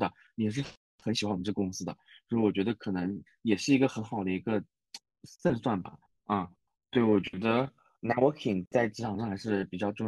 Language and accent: Chinese; China; now in Japan; 就是我一个外国人讲的话听不懂，那那不是你本地人的问题吗？那像我们中国人，如果一个外国人跟我们中文讲话